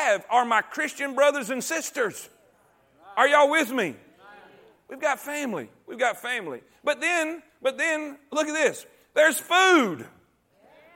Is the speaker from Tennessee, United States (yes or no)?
no; Fort Pierce, Florida, United States; moved away as an adult; also born or lived in Stuart, Florida / Okeechobee, Florida / South Carolina / Barnwell, South Carolina; now in Alabama, United States; I grew up in a place called Fort Pierce, Florida, until I graduated high school